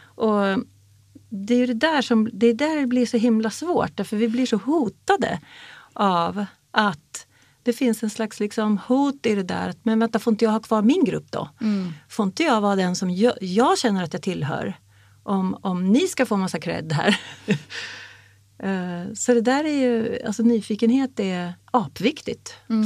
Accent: Sweden; jag är uppvuxen i Sverige som en jävla finnjävel

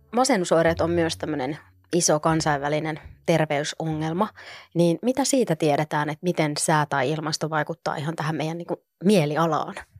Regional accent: northern Finland, Finland; moved away; olen kotoisin Pohjois-Suomesta

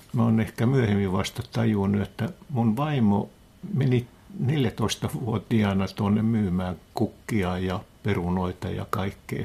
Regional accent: Heinävesi, North Karelia, Finland; Minä synnyin siellä

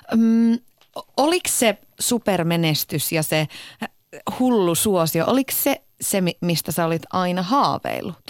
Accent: Iisalmi, North Savo, Finland; mä oon taas Iisalmesta kotoisin

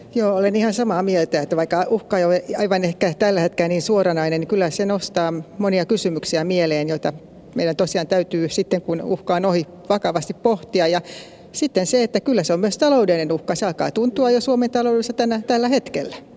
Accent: Pirkanmaa, Finland; Minä tulen itse Pirkanmaalta

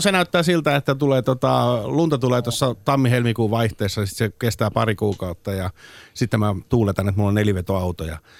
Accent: Turku, Southwest Finland, Finland; mä oon Turusta

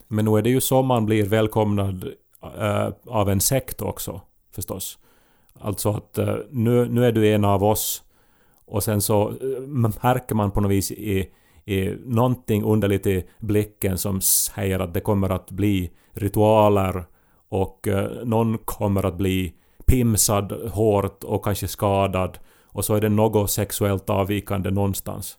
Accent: Esse, Ostrobothnia, Finland; moved away; min hemby Esse

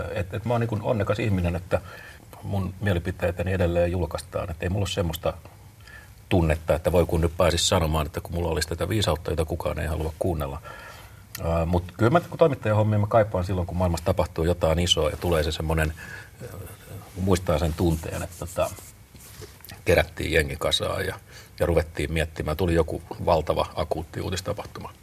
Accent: Tampere, Pirkanmaa, Finland; mun kotikaupunkini Tampere, joka on maailman suurikokoisin kylä

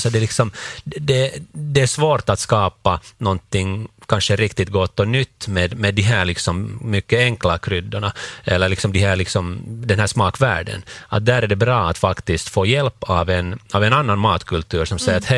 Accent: Finland; för oss som finländare

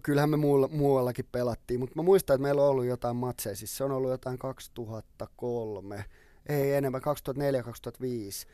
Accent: Helsinki, Uusimaa, Finland; also born or lived in Sipoo; mä oon syntynyt Töölössä ja me asuttiin kymmenen vuotta about Töölössä

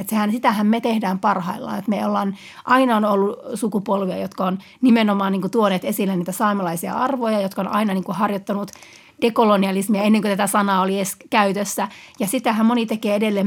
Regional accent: Utsjoki, Lapland, Finland; Utsella, mistä mä itse olen kotoisin

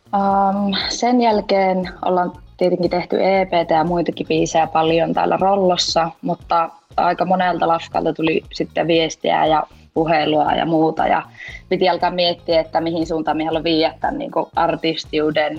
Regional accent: Rovaniemi, Lapland, Finland; minä olen siis Rovaniemeltä, 24V.

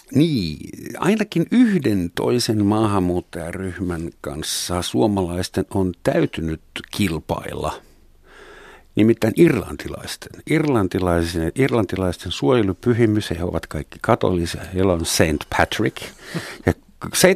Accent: Helsinki, Uusimaa, Finland; also born or lived in West Germany; Saksassa synty, Länsi-Saksassa syntynyt helsinkiläinen

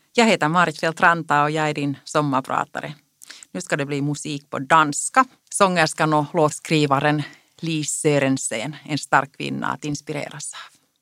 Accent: Karis, Uusimaa, Finland; first language Finnish; Swedish is a second language; Jag är född och uppvuxen i Karis i en finskspråkig familj.

